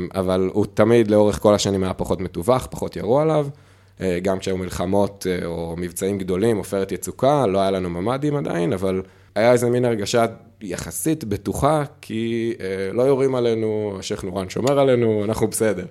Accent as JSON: {"language": "Hebrew", "town": "Magen", "region": "Southern District", "country": "Israel", "tie": "born or raised there", "moved": "as an adult", "lives_now": "Netzer Sereni, Israel", "said": "כשנולדתי, בקיבוץ מגן, בעוטף עזה"}